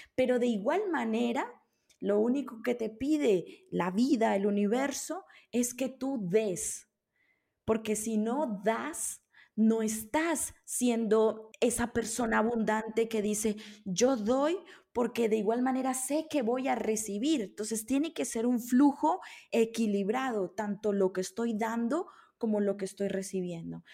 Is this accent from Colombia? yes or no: yes; Colombia; moved away; also born or lived in Italy; yo, nací en Colombia